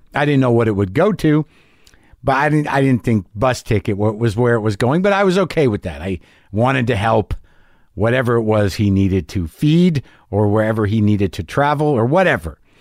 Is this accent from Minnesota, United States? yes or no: no; New Mexico, United States; I grew up in New Mexico